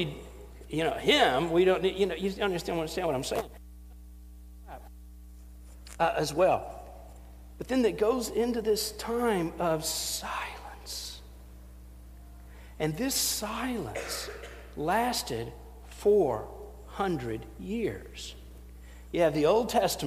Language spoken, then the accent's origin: English; Knoxville, Tennessee, United States; accent: Southern; I'm a pastor from Knoxville, Tennessee.